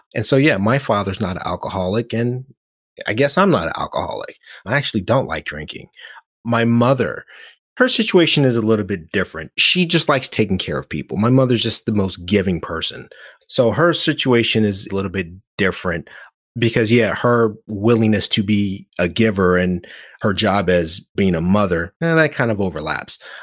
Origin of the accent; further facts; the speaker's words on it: Oakland, California, United States; growing up in Oakland, having a name that meant the most compassionate